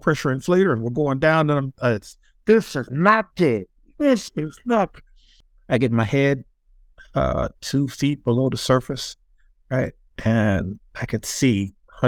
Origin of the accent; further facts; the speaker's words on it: New Jersey, United States; as a kid growing up in New Jersey